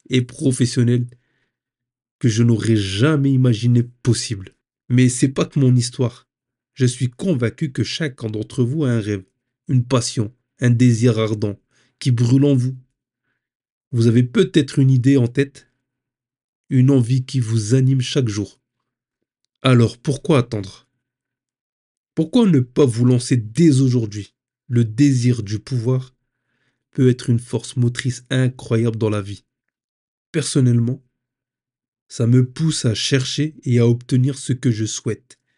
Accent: Hauts-de-France, France; now in Île-de-France, France; Je suis originaire du Nord-Pas-de-Calais j'ai quitté la région pour la région parisienne.

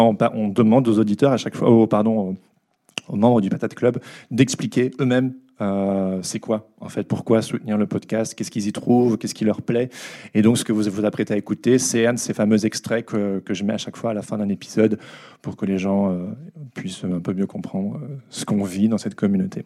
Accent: Belgium; je suis belge

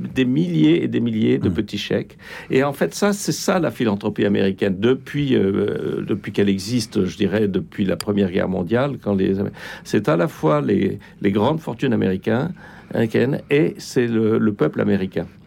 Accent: France

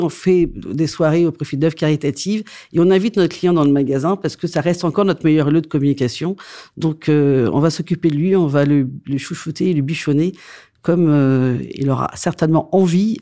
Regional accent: Saint-Émilion, Nouvelle-Aquitaine, France; also born or lived in Antananarivo, Madagascar; Saint-Émilion, parce que c'est là d'où je viens

